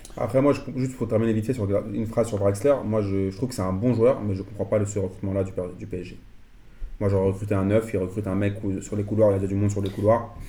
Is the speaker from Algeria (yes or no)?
yes; Algeria; en tant qu'Algérien